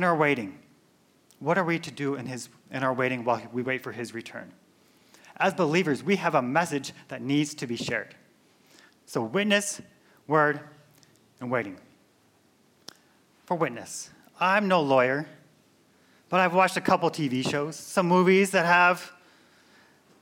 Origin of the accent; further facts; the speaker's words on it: Minnesota, United States; moved away; I'm from Minnesota. So typically when the weather gets colder, my accent comes out a little bit more